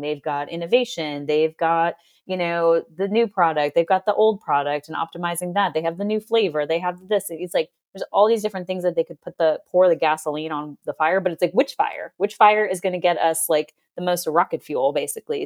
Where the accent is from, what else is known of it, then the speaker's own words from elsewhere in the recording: Boston, Massachusetts, United States; I'm from Boston